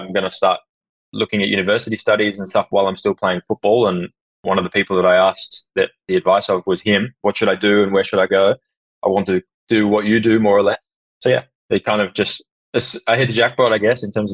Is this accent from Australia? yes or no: yes; Sydney, New South Wales, Australia; now in Rotterdam, Netherlands; I hail from Sydney